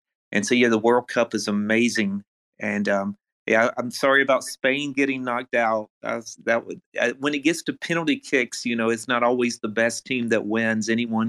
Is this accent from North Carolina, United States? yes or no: yes; North Carolina, United States; moved away; also born or lived in Illinois; I'm from North Carolina in the United States, but I lived in Illinois for about 5 years.